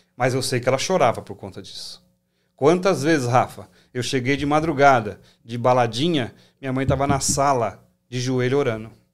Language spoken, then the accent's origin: Portuguese; São Paulo, Brazil; also born or lived in Assis Chateaubriand, Paraná; Eu sou paranaense, sou nascido em Assis Chateaubriand, mas criado em São Paulo